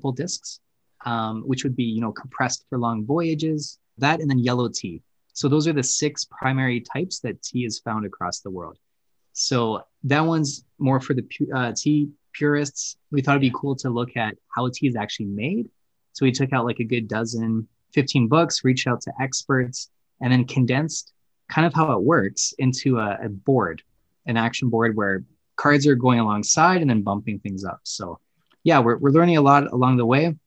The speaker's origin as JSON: {"language": "English", "country": "Canada", "said": "we are Canadian"}